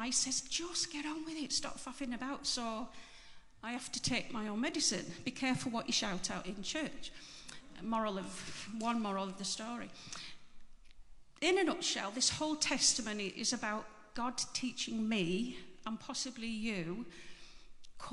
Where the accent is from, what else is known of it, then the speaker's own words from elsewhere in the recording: Barrow-in-Furness, North West England, United Kingdom; moved away; so I'm from Barrow, but I've been away for donkey's years, and I've come back 2 years ago.